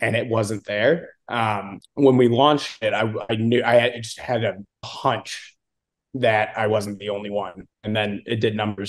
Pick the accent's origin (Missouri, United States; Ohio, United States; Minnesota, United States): Missouri, United States; St. Louis; also born or lived in Austin, Texas; now in Dallas, United States; So I'm from St. Louis originally.